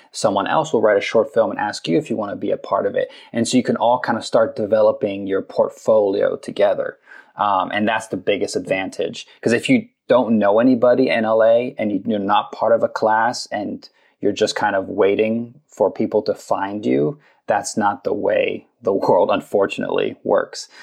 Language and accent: English; London, United Kingdom; moved away as an adult; now in Los Angeles, United States; I grew up in London. I was there for 18 years